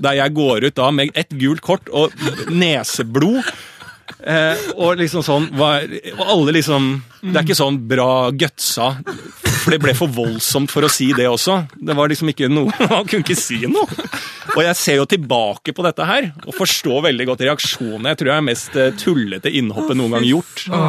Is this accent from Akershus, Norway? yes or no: yes; Bærum, Akershus, Norway; jeg er selv fra Bærum